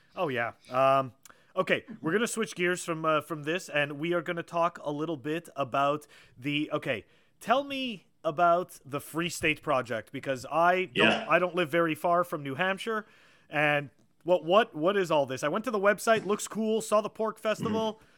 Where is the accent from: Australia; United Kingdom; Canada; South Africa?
Canada; Montreal, Quebec; now in Massachusetts, United States; I grew up in Montreal